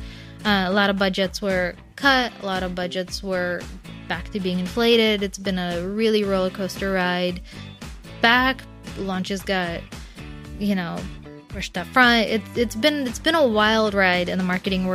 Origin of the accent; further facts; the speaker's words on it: New Haven, Connecticut, United States; moved away as an adult; now in New York, United States; my hometown of New Haven, Connecticut